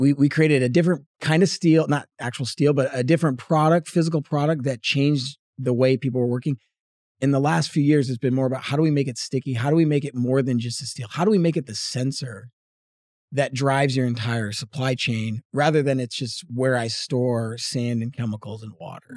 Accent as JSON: {"language": "English", "region": "Northeast", "country": "United States", "tie": "born or raised there", "also_born_or_lived": "Boston", "moved": "as an adult", "lives_now": "Texas, United States", "said": "grew up in the Northeast"}